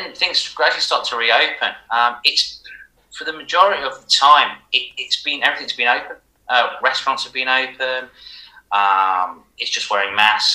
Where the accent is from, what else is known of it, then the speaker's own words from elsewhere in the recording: Leicester, East Midlands, United Kingdom; I'm from Leicester